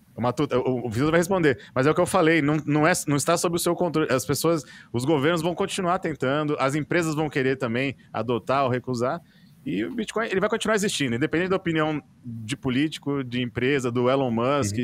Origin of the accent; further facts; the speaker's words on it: Brazil; como brasileiro